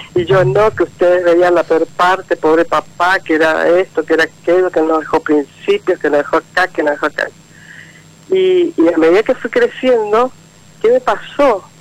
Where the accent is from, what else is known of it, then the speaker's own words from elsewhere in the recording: Mendoza, Argentina; Soy de Mendoza